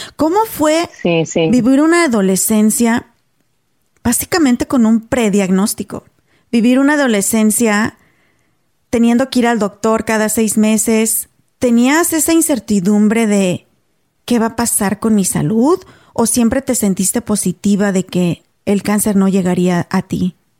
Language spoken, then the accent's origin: Spanish; Mexico; moved away as an adult; now in United States; nosotras somos mexicanas